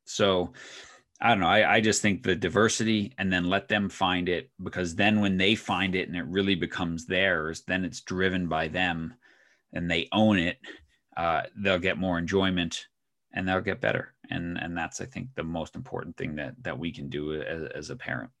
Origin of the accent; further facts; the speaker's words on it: Northeast, United States; moved away as an adult; now in Oregon, United States; both my wife and I grew up in the Northeast